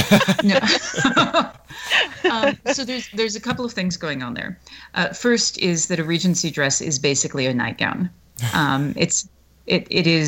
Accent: the South, United States; I grew up in the South.

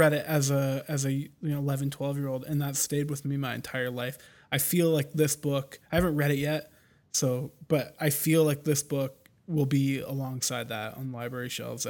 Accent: Canada; I am Canadian.

